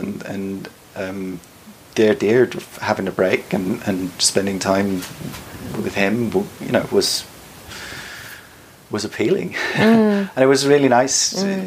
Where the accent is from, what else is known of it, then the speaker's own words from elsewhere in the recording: Salzburg, Austria; moved away as an adult; also born or lived in Sussex; now in Vienna, Austria; Originally, I came from Salzburg.